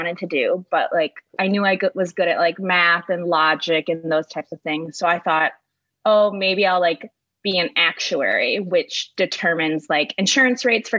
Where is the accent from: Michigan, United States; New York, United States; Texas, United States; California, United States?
Michigan, United States; I grew up in Michigan, about 30 minutes away from East Lansing, but not towards the west